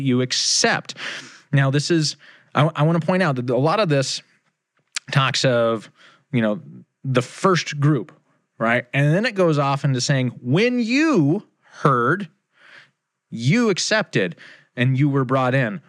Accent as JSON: {"language": "English", "country": "United States", "said": "here in America, I am a kingdom believer, right? I am a Christian before I am an American"}